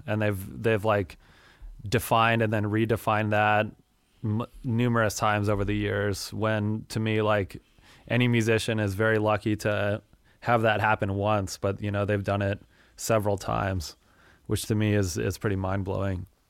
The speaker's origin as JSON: {"language": "English", "region": "Wyoming", "country": "United States", "tie": "born or raised there", "also_born_or_lived": "Denver, Colorado / Minneapolis, Minnesota", "moved": "yes", "said": "I grew up in Wyoming and have kinda moved around over the years"}